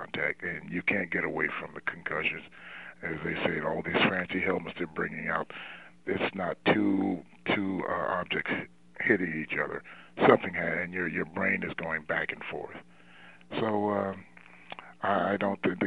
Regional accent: Trenton, New Jersey, United States; moved away as an adult; also born or lived in North Carolina; I'm from New Jersey, and the Giants in Philadelphia, between the Giants and Philadelphia, where I live in Trenton, New Jersey

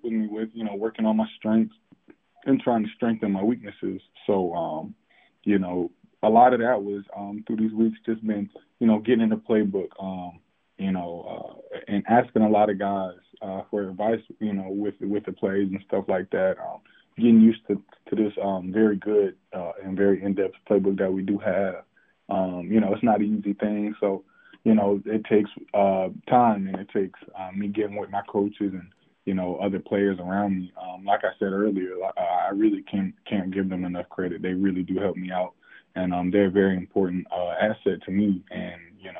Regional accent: Fayetteville, North Carolina, United States; I'm from Fayetteville

